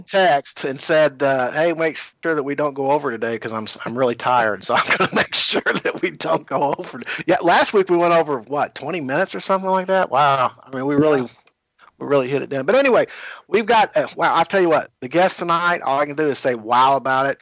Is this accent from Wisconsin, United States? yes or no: no; Kentucky, United States; I'm from Kentucky